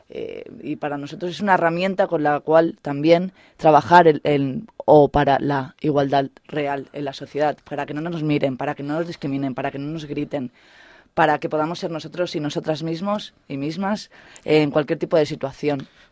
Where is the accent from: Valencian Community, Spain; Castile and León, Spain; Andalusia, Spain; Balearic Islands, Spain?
Balearic Islands, Spain; Mallorca; moved away as an adult; now in Salamanca, Spain; soy mallorquina